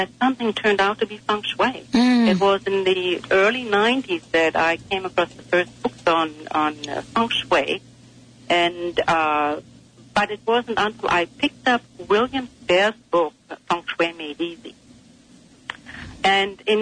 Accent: Germany; moved away; I grew up in Germany and I was living near the fields and the woods

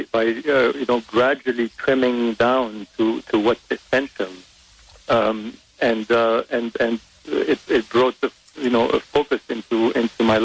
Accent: Beirut, Beirut Governorate, Lebanon; English is a second language; moved away as an adult; also born or lived in France / New York; now in Los Angeles, United States; I was born in Lebanon, in Beirut. My father is French. My mother is Lebanese. I grew up privileged in Lebanon

